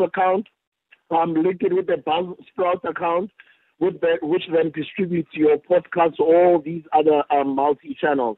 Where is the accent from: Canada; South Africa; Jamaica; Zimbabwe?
South Africa